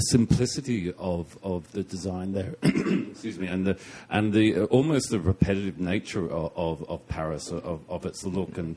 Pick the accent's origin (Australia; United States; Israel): Australia; growing up in Australia